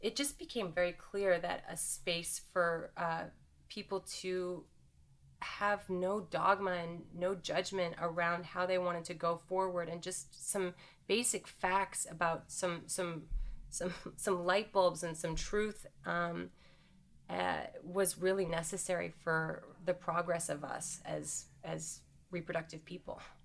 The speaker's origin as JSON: {"language": "English", "country": "Canada", "tie": "born or raised there", "also_born_or_lived": "New York City", "moved": "as an adult", "said": "I grew up in Canada"}